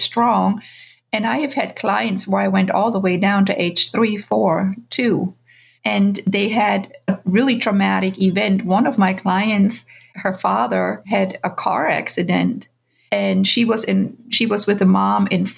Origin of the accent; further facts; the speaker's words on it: Bavaria, Germany; moved away as an adult; now in United States; I grew up in Germany